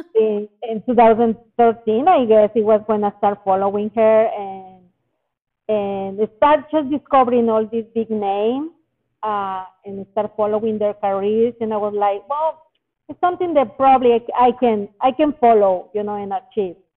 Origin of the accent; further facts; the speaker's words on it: Monterrey, Nuevo León, Mexico; moved away; my hometown Monterrey in Mexico